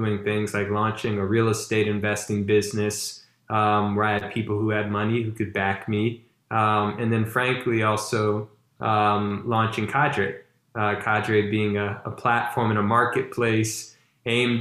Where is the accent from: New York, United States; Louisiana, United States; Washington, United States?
Louisiana, United States; Baton Rouge; I'm originally from Baton Rouge, Louisiana